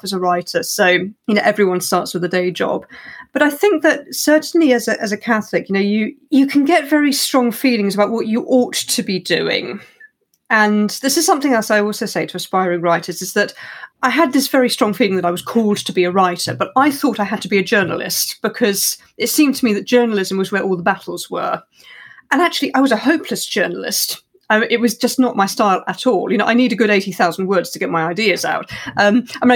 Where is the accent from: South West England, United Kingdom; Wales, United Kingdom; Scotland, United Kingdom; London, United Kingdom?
South West England, United Kingdom; West Country; also born or lived in Cambridge; now in Surrey, United Kingdom; I grew up in the West Country